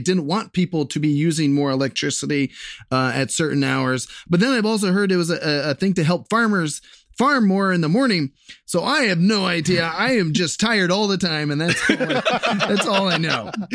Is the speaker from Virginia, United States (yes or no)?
no; Columbus, Ohio, United States; here in Ohio, um, and specifically my hometown, Columbus